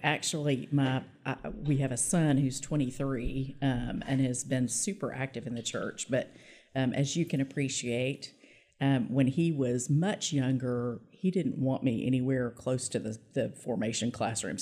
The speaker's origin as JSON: {"language": "English", "town": "Little Rock", "region": "Arkansas", "country": "United States", "tie": "born or raised there", "also_born_or_lived": "Pine Bluff, Arkansas", "said": "I did end up going to law school in my hometown of Little Rock."}